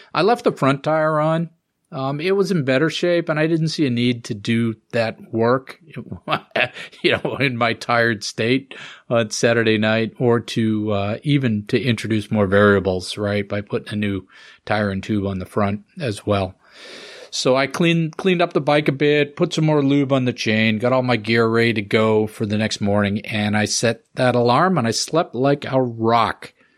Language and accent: English; Massachusetts, United States; my home state of Massachusetts